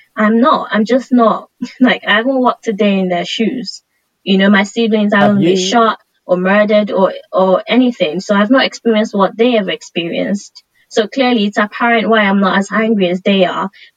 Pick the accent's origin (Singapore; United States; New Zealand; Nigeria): Nigeria; moved away; I grew up in Nigeria